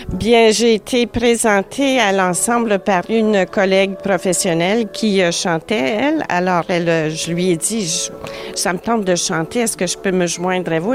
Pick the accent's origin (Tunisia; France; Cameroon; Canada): Canada; Ottawa, Ontario; now in Toronto, Canada; je viens d'Ottawa